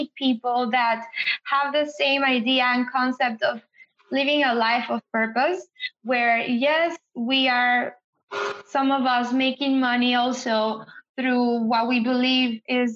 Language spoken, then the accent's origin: English; San Antonio, Texas, United States; came from a Latin or Hispanic background, born in San Antonio, feeling like I'm not from Mexico, but I'm not from here. And I have an accent